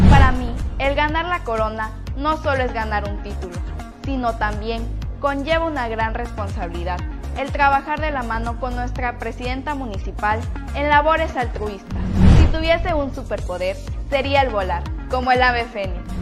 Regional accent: Atoyac de Álvarez, Guerrero, Mexico; Me siento orgullosa de ser atoyaquense

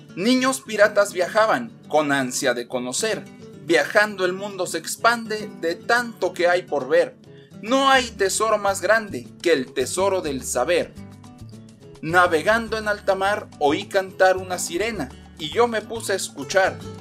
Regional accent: Mexico; este documento que nosotros como mexicanos tenemos

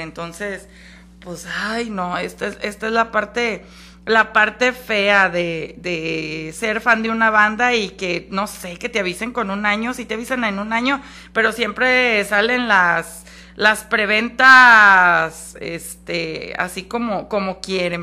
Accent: Mexico; somos mexicanos

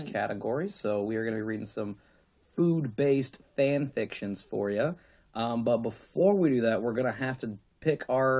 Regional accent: New Jersey, United States; I'm from Jersey. What do I know? Hey. I'm from Jersey

